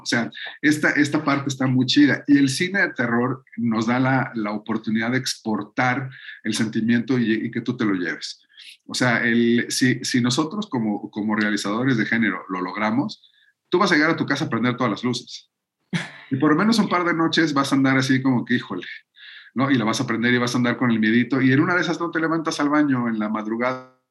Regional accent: Mexico; nosotros como mexicanos

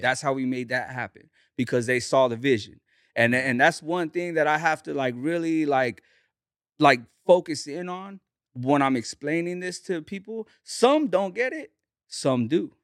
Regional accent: Bakersfield, California, United States; I grew up, uh, in the east side of Bakersfield

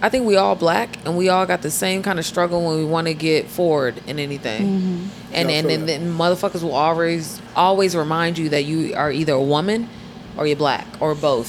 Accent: Inglewood, California, United States; now in New Orleans, United States; I'm from Inglewood, California.

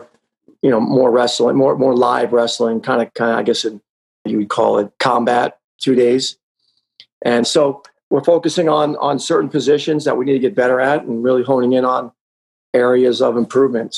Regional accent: Wantagh, New York, United States; I grew up on Long Island, New York, a wonderful little town called Wantagh

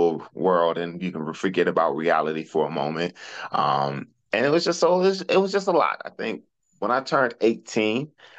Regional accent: Detroit, Michigan, United States; also born or lived in Arkansas; I grew up in Detroit

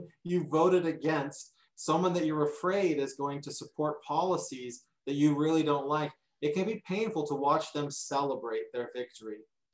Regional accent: United States; as an American

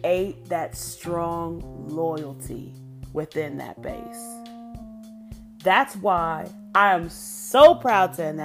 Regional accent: Ohio, United States; moved away; I'm originally from Ohio. My grandma was the first in our town

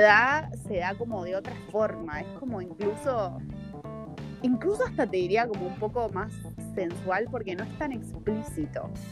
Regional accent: Argentina; moved away as an adult; now in Berlin, Germany; en Argentina no es tan así pero porque no somos tan, tan perreadores

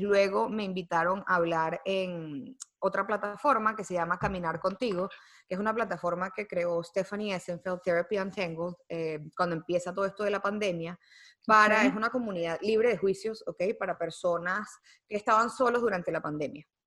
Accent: Venezuela; moved away; also born or lived in United States; yo nací en Estados Unidos. Yo no nací en Venezuela. Eh, yo soy venezolana por mis papás, pero yo crecí allá

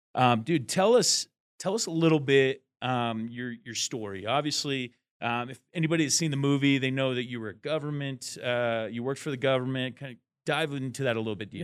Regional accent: Eastern Washington, United States; We're from Washington State

